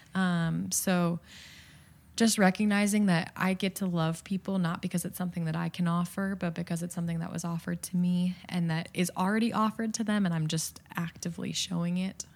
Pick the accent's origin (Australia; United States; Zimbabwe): United States; Midwest; I'm from the Midwest